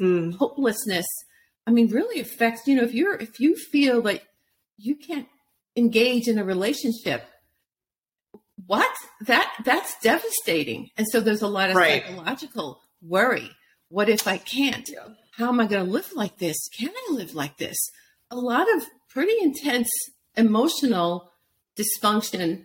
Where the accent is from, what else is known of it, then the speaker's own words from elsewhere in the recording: New York City, New York, United States; I'm from Brooklyn